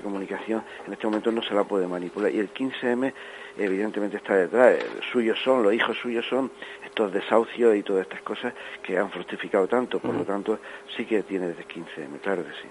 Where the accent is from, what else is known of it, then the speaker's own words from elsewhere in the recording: Granada, Andalusia, Spain; somos unos 10 o 12 granadinos